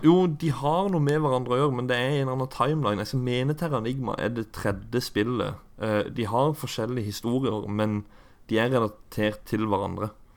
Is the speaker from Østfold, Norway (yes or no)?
no; Kristiansand, Agder, Norway; den bydelen av Vågsbygd, som det heter der jeg er ifra